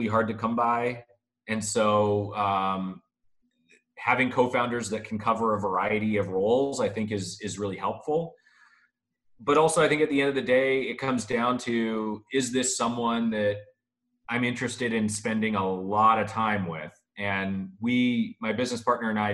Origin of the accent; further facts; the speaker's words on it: Canada; moved away as an adult; Born and raised in Canada, moved here about 7 years ago.